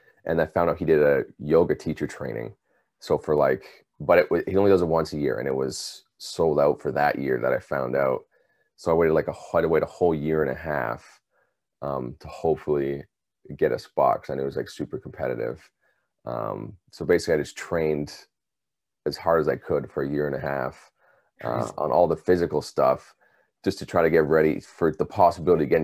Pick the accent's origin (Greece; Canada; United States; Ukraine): Canada; British Columbia; now in Ontario, Canada; I'm from British Columbia in Canada. Originally, I've been in Ontario for about 15 plus years now